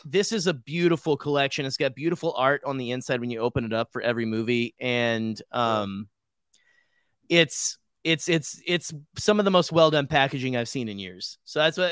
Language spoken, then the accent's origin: English; Arkansas, United States; moved away; my hometown in Arkansas